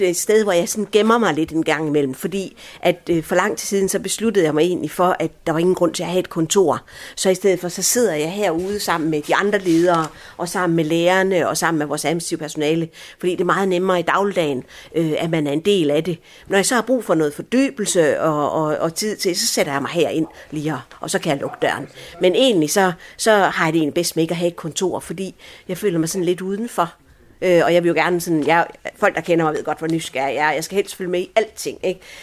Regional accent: Aarhus, Central Denmark Region, Denmark; also born or lived in Allahabad, India; jeg er som mænd vokset op her i Vigeby, og godt nok ikke på denne her skole har jeg gået, men, men på en naboskole

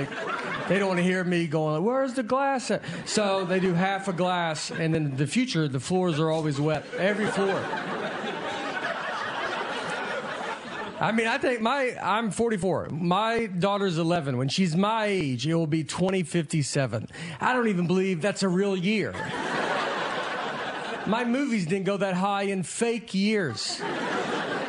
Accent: Tennessee, United States; I'm from Tennessee.

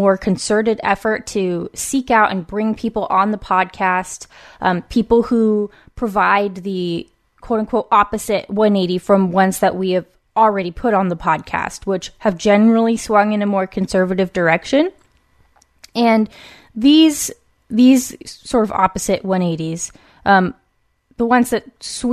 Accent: West Coast, United States; born or raised there

